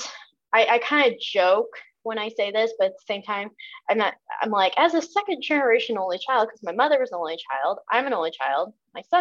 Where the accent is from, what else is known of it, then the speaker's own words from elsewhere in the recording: Southern Illinois, United States; I grew up in Southern Illinois.